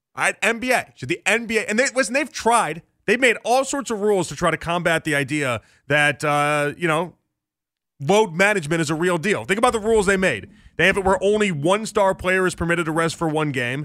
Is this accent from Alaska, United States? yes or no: no; Chicago, Illinois, United States; I grew up in Chicago in the nineties